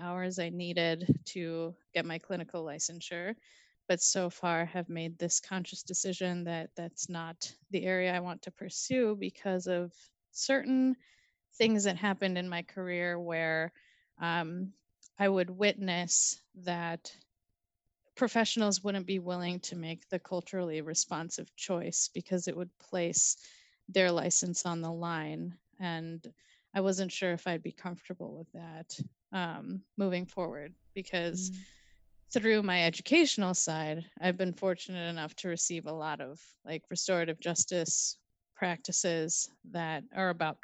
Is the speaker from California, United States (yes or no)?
no; Minnesota, United States; I consider myself to be a Minnesotan in terms of where I find my home and where I find myself to be a local